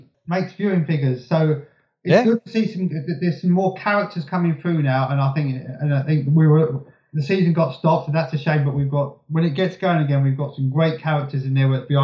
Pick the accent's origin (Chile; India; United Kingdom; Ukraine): United Kingdom; I'm British